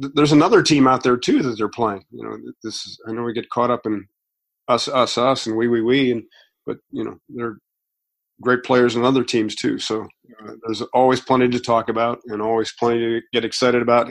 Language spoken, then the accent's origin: English; Strongsville, Ohio, United States; when I lived in growing up in Strongsville